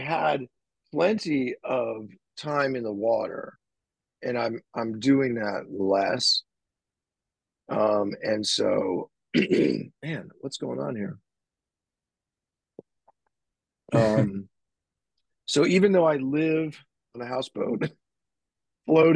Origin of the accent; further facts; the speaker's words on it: San Francisco, California, United States; I'm from San Francisco. I grew up here. I still live here. It's my hometown